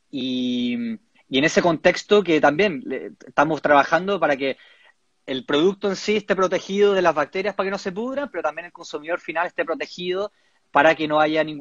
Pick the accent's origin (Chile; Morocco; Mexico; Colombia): Chile; Estamos trabajando con cobre, algo que como chilenos también nos da orgullo.